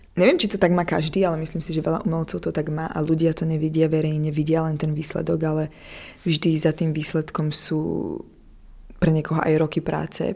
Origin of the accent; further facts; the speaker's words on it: Prešov, Prešov Region, Slovakia; moved away as an adult; also born or lived in Paris, France / New York, United States; now in Prague, Czech Republic; narodila som sa v Prešove na Slovensku, úplne na východe